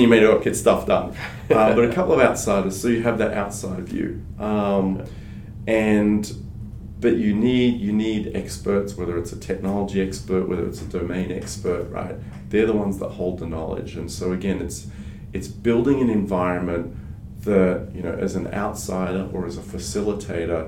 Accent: Australia; first language French; English is a second language; also born or lived in France; I grew up mainly in Australia, but spent a lot of time in France

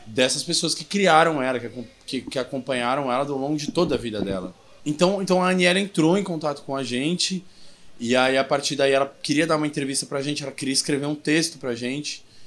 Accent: São Paulo, Brazil; also born or lived in Bauru; eu volto para São Paulo, né? Que eu sou de São Paulo

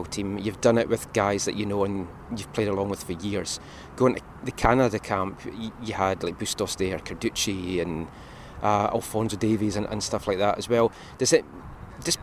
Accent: Scotland, United Kingdom; as a Scottish person

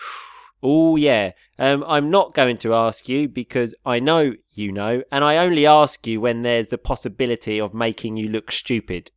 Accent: United Kingdom; we come from a place so close to London

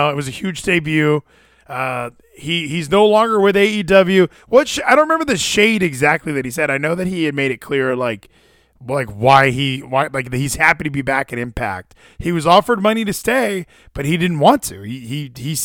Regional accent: Marietta, Georgia, United States; I'm from Marietta

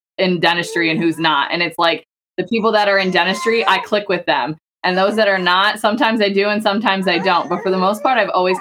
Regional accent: Pennsylvania, United States; moved away as an adult; also born or lived in Virginia; I'm from Pennsylvania, but then I moved to Virginia when I met my husband and then we lived there for a while

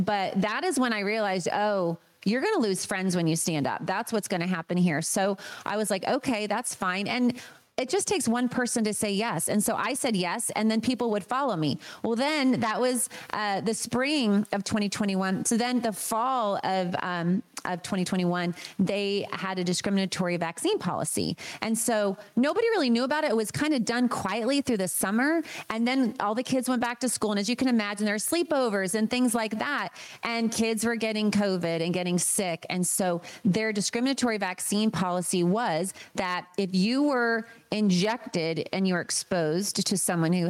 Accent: Maine, United States; moved away; I grew up in Maine.

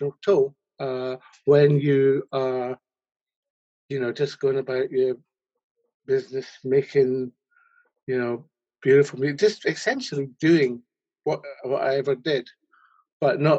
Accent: Scotland, United Kingdom; I grew up in Scotland.

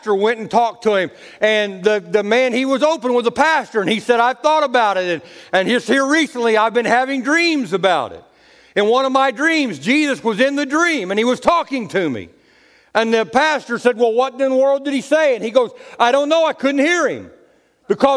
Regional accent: United States; I'm an American. I have a birth certificate.

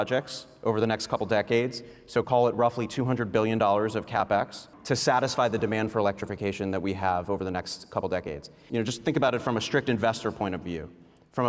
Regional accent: United States; as an American

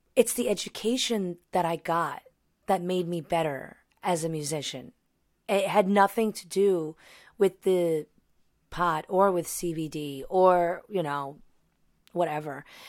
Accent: New York, United States; I'm from New York

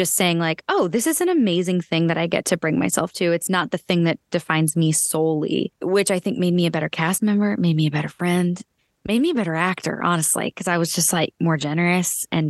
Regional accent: Erie, Pennsylvania, United States; I'm from Erie, PA.

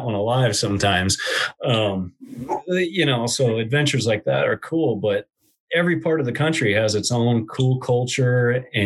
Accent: Washington, United States; I grew up here in Washington State

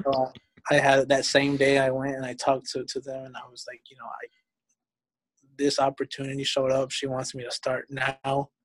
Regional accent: Mexico; also born or lived in Georgia, United States; now in United States; I was born in Mexico.

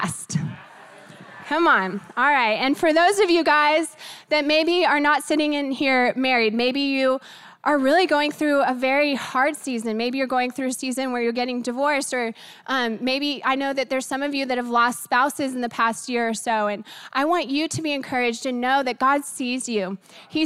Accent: Texas, United States; We're from Texas.

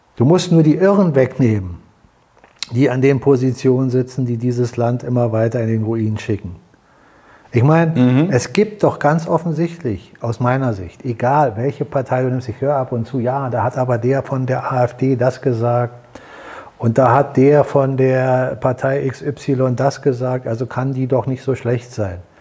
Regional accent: Germany; als Deutsche

